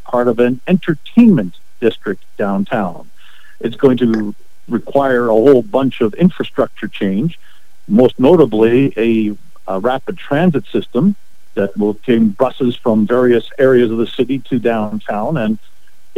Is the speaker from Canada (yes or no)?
yes; Winnipeg, Manitoba, Canada; born and raised in Winnipeg